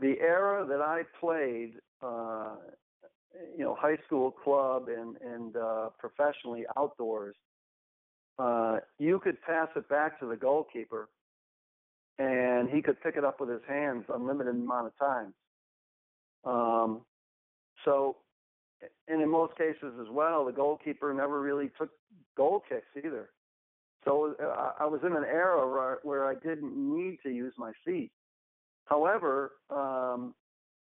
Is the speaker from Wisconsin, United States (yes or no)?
no; Buffalo, New York, United States; moved away as an adult; also born or lived in Edmonton / Wichita, Kansas / Germany; now in Fort Worth, United States; I basically grew up in the Buffalo area in New York.